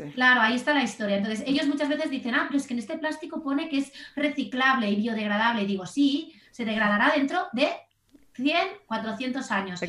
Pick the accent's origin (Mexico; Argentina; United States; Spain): Spain; Barcelona, Catalonia; soy de Barcelona